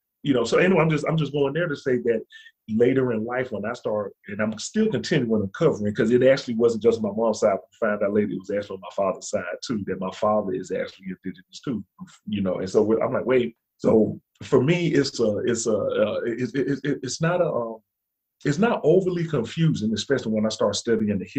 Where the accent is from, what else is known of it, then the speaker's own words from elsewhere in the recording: Alabama, United States; also born or lived in Montana; now in North Carolina, United States; being from the South, so I'm from Alabama